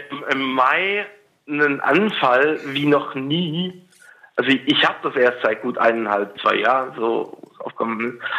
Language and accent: German; Tyrol, Austria; Ich komme aus Tirol.